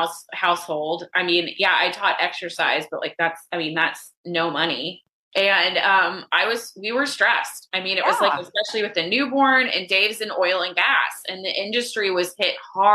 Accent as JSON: {"language": "English", "town": "Dallas", "region": "Texas", "country": "United States", "also_born_or_lived": "Austin, Texas", "moved": "as an adult", "lives_now": "Dallas, United States", "said": "I'm from Dallas originally. I've been in Austin for 18 years"}